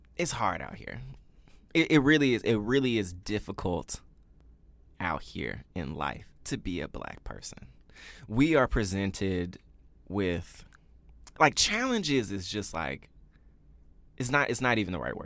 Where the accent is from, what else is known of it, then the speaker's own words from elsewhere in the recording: Memphis, Tennessee, United States; moved away; I grew up in Memphis, Tennessee